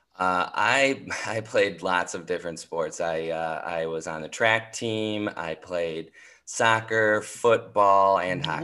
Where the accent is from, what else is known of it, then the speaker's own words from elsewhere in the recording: St. Paul, Minnesota, United States; moved away as an adult; now in New York City, United States; I'm from St. Paul, Minnesota, and I'm the oldest of two